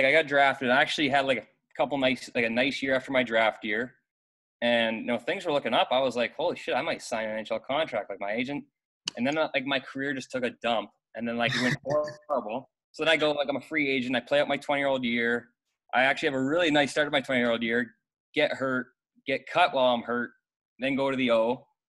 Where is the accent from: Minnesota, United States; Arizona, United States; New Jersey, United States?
Arizona, United States; Scottsdale; moved away; also born or lived in Canada; I am Canadian, but I grew up mostly in Scottsdale.